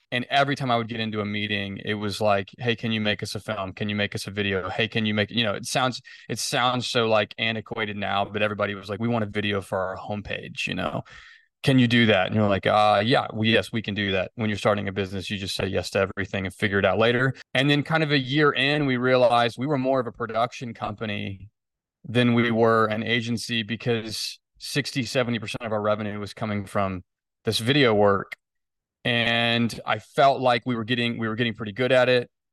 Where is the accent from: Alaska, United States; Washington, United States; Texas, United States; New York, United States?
Texas, United States; Fort Worth; I grew up in Fort Worth. I planted the company in Fort Worth. I never really moved.